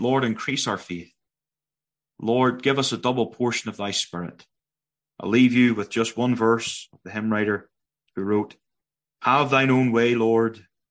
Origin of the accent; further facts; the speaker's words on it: Northern Ireland, United Kingdom; moved away as an adult; now in Prince George, Canada; you'll know by my accent that I'm not Canadian. Originally born in Northern Ireland